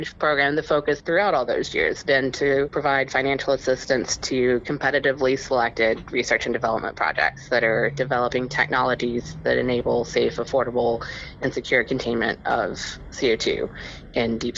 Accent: West Virginia, United States; born and raised in West Virginia, and it is definitely a very coal-centric and fossil fuel-focused state and region

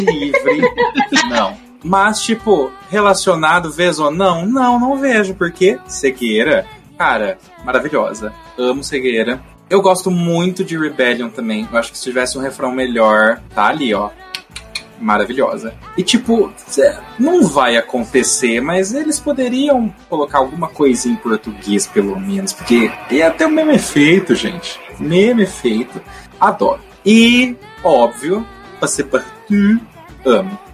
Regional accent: Brazil

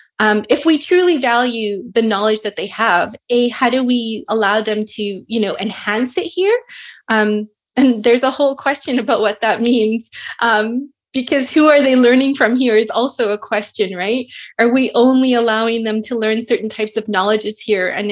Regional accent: South Africa; also born or lived in Edmonton, Canada; now in Kingston, Canada; I was born in South Africa to indentured, you know, families, descendants of indentured laborers who were originally from South India, and then ended up in Treaty 6 territory in Edmonton

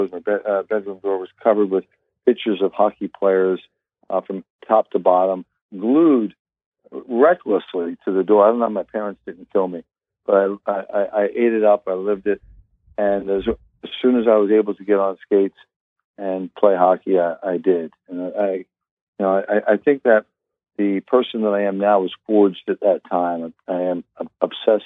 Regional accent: Long Island, New York, United States; I grew up initially in the South Shore of Long Island, and then later on in life moved over across the island to the North Shore of Long Island, where I currently live

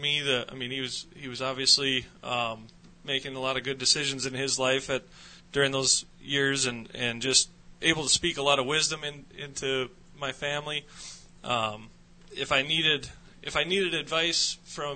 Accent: Jamestown, North Dakota, United States; I grew up in North Dakota, over in Jamestown on the eastern side of the state.

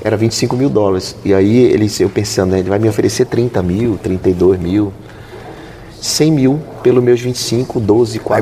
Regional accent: Belém, Pará, Brazil; moved away as an adult; also born or lived in Amapá / Alagoas; eu nasci no Amapá e fui criado em Belém do Pará

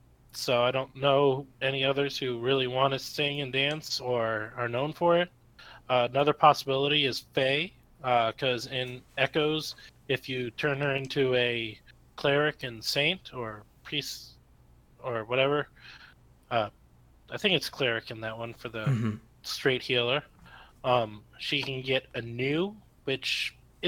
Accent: Maryland, United States; now in Florida, United States; I grew up in Maryland

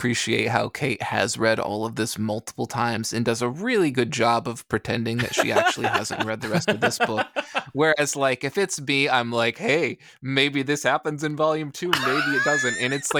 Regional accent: Canada; So I just appreciate it being Canadian. And on top of that, being, I think, quite French Canadian in that regard.

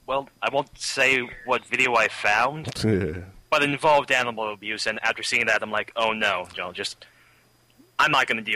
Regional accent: Chicago, Illinois, United States; I'm also from the Chicago area

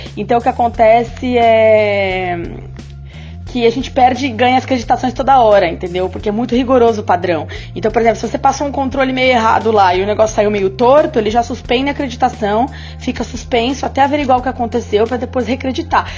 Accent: São Paulo, Brazil; now in Rio de Janeiro, Brazil; lá em São Paulo, porque eu tô no Rio, tá, gente? Mas eu sou de São Paulo

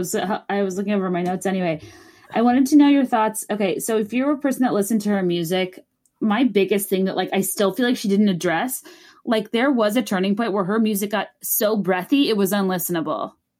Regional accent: Virginia, United States; I'm from Virginia.

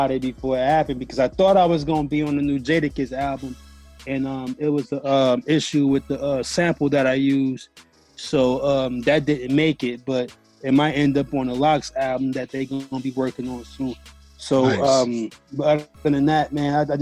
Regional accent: Milwaukee, Wisconsin, United States; I'm from Milwaukee, Wisconsin

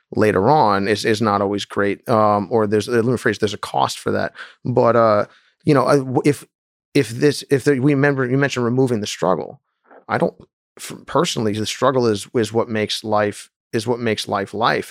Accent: United States; I was raised in the United States

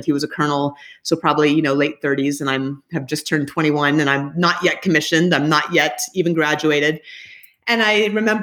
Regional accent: Anchorage, Alaska, United States; moved away as an adult; I grew up in Anchorage, Alaska

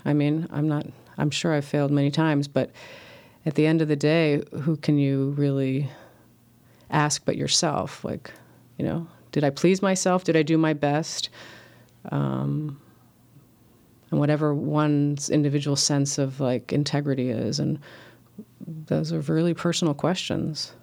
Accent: Los Angeles, California, United States; the subdivisions I grew up with in L

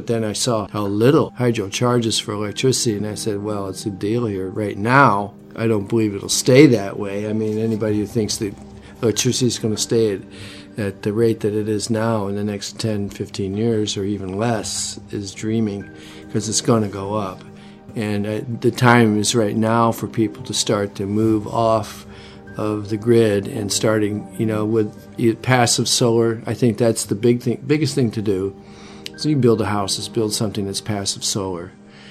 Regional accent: New York, United States; because most of us came from big cities. I came from New York.

